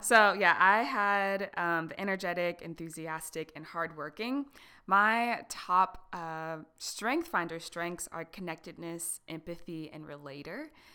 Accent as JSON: {"language": "English", "town": "Harrisburg", "region": "Pennsylvania", "country": "United States", "tie": "born or raised there", "said": "came back to, like, my hometown in Harrisburg"}